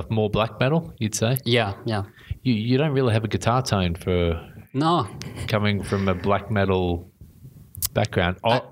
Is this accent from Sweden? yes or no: yes; Sweden; So growing up in Sweden, Sweden's got a really progressive edge to its music.